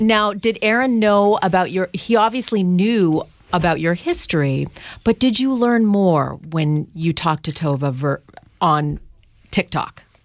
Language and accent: English; Canada; I grew up in Canada